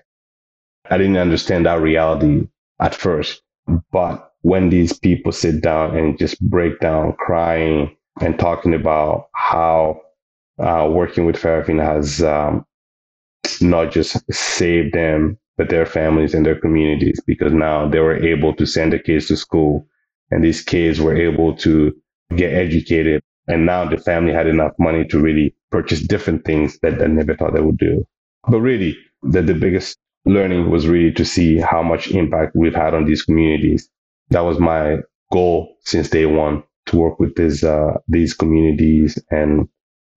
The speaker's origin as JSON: {"language": "English", "country": "Mali", "also_born_or_lived": "British Columbia, Canada", "moved": "yes", "lives_now": "Canada", "said": "I currently reside in Canada, in British Columbia. I am originally from Mali"}